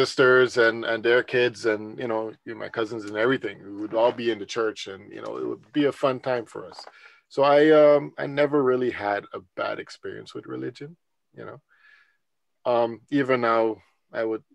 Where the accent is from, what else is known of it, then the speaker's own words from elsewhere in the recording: Netherlands; moved away; growing up in the Netherlands